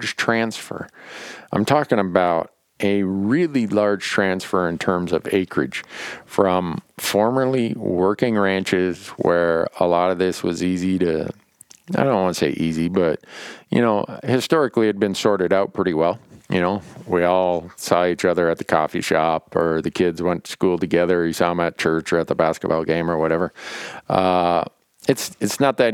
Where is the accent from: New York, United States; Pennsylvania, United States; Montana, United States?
Montana, United States; my home state of Montana